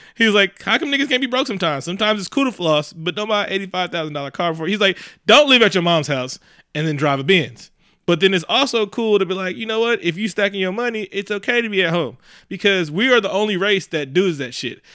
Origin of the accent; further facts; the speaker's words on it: Oakland, California, United States; also born or lived in Concord, California; I'm from East Oakland. I love being from East Oakland